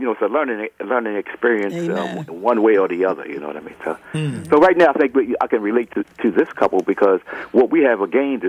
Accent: Catonsville, Maryland, United States; And we grew up in Catonsville, a Lutheran and Catholic neighborhood.

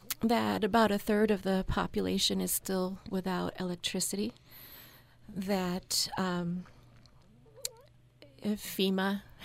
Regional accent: Cuba; now in Utah, United States; I was born in Cuba.

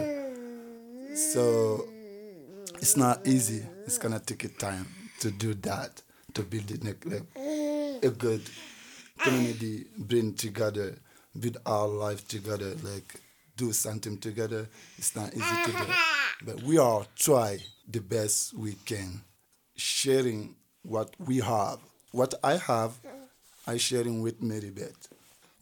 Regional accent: Guinea

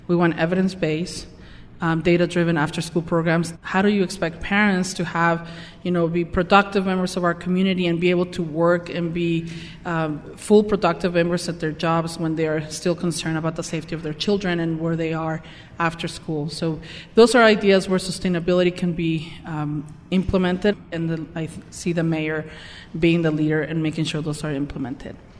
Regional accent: Mexico; moved away as an adult; also born or lived in Tijuana; now in Salt Lake City, United States; I was born and raised in Mexico

